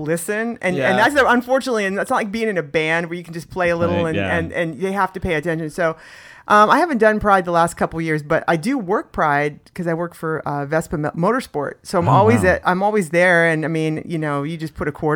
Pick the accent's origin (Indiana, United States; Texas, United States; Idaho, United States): Indiana, United States; moved away as an adult; now in San Diego, United States; I grew up in Indiana